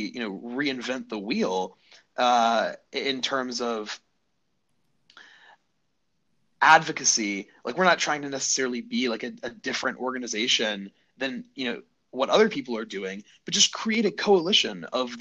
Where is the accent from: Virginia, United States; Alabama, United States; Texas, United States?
Alabama, United States; Birmingham; I'm a lifelong Alabama native. I grew up in Birmingham.